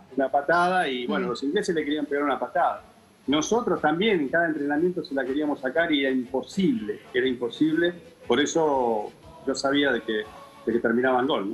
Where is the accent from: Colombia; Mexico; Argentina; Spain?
Argentina; Lanús, Buenos Aires Province; Lanús a Loma Verde, mi barrio